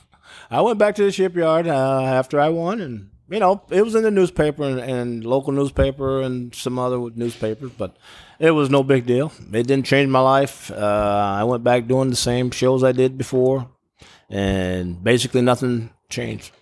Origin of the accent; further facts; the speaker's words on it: Cape Girardeau, Missouri, United States; moved away; my hometown of, uh, Cape Girardeau